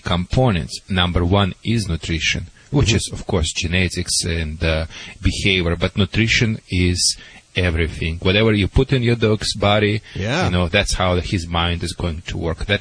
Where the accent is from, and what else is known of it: Russia; English is a second language; moved away